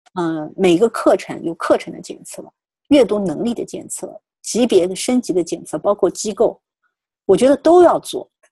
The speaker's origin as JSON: {"language": "Chinese", "country": "China", "said": "我们本身还是中国人"}